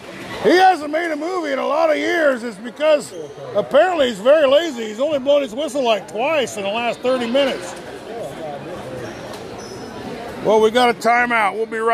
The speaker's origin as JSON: {"language": "English", "town": "Richland", "region": "Iowa", "country": "United States", "tie": "born or raised there", "said": "Henshaw Trailer Sales there in my hometown of Richland, Iowa."}